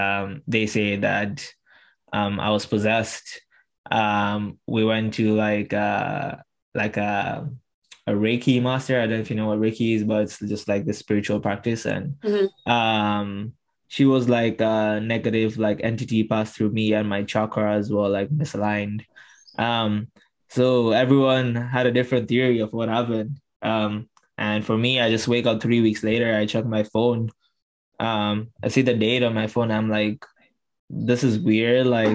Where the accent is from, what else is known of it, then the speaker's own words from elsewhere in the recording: Tanzania; I was able to support 22 menstruators in Tanzania, in my hometown.